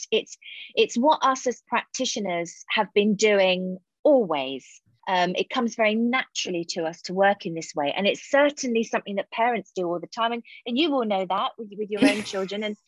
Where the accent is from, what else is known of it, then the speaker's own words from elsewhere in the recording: Hayling Island, South East England, United Kingdom; It was such a fantastic place to grow up